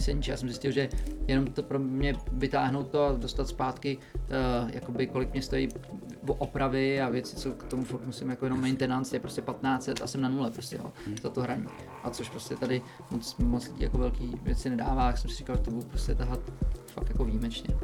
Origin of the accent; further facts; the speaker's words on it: Prague, Czechia; jsem z Prahy